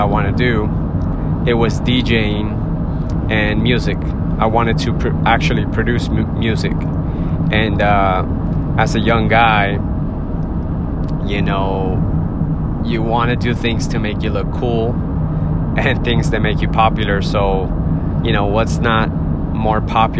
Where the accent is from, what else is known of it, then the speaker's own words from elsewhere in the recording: Miami, Florida, United States; I'm from Miami